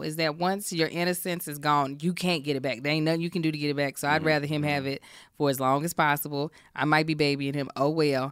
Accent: Kentucky, United States; also born or lived in Baltimore, Maryland; now in California, United States; I was born in Baltimore, raised in Kentucky

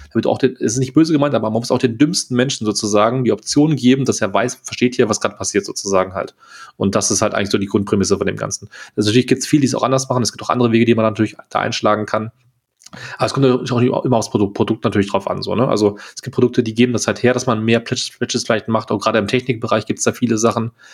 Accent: Germany; als Deutscher

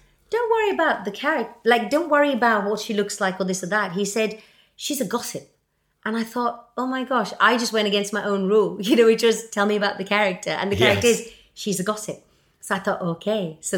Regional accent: Mumbai, Maharashtra, India; now in United Kingdom; I come from Bombay.

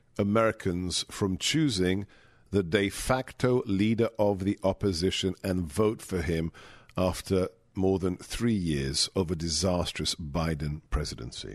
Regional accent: England, United Kingdom; When I was a child growing up in England

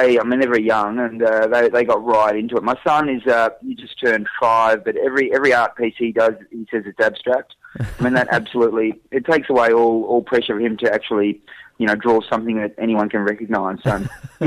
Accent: Melbourne, Victoria, Australia; I'm from Melbourne, so it's not a cold snap

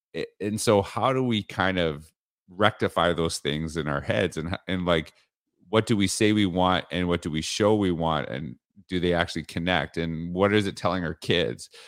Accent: Canada; moved away as an adult; now in Florida, United States; I'm from Canada

